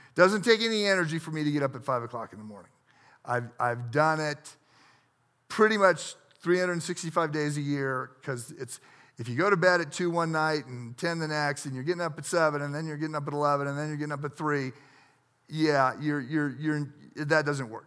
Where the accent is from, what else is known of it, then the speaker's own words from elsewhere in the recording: United States; I grew up on the Mississippi River